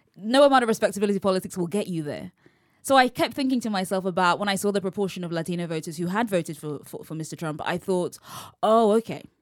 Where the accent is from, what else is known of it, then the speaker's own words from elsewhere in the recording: London, United Kingdom; accent: English; I'm from London